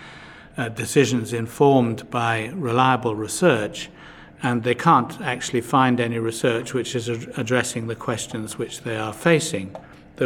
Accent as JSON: {"language": "English", "country": "United Kingdom", "said": "as a Brit"}